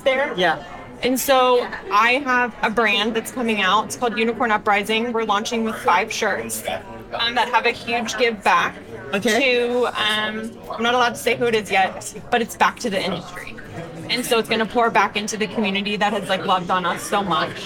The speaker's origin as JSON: {"language": "English", "town": "Denton", "region": "Texas", "country": "United States", "said": "I'm from a small town. I'm from Denton, Texas"}